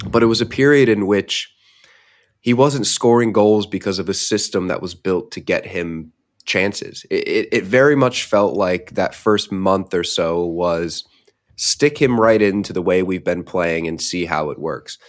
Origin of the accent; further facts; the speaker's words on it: United States; as an American